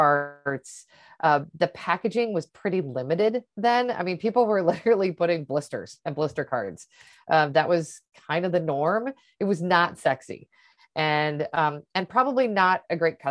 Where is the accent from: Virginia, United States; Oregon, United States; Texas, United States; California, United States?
Oregon, United States; Portland; also born or lived in Seattle; now in Miami, United States; I grew up in Portland, Oregon.